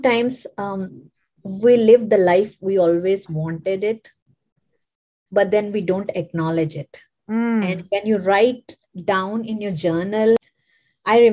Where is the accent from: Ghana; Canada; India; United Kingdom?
India; moved away as an adult; now in United States; I'm an immigrant like from India. I hail from India